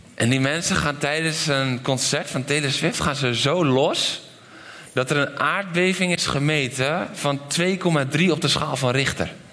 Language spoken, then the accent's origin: Dutch; Netherlands; ik ben een Nederlander